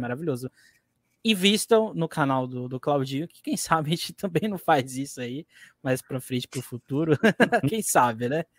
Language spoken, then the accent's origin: Portuguese; Guarujá, São Paulo, Brazil; eu sou aqui do Guarujá, eu, eu, eu vivo aqui